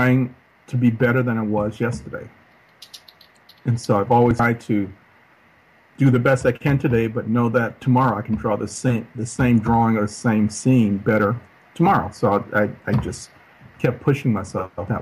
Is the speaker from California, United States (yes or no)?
yes; Los Angeles, California, United States; I grew up in South Central Los Angeles, single mom, and she moved a lot